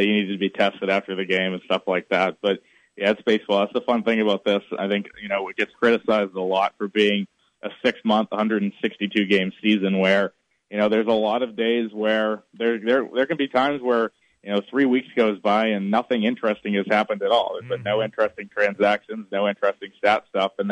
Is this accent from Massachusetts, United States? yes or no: yes; Massachusetts, United States; born and raised in Mass